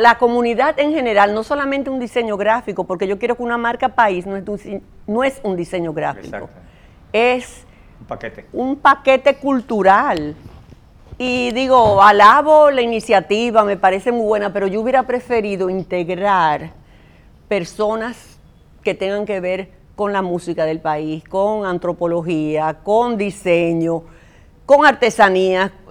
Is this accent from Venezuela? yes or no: no; Dominican Republic